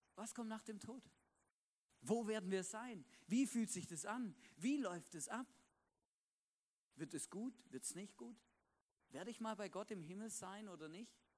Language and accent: German; Swabia, Baden-Württemberg, Germany; now in Vorarlberg, Austria; da, wo ich aufgewachsen bin, im Schwabenländle